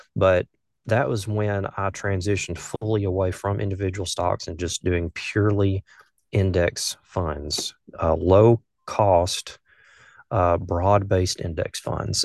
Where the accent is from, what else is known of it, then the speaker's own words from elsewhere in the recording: north of Birmingham, Alabama, United States; accent: southern; I grew up in a small town, uh, just north of Birmingham, Alabama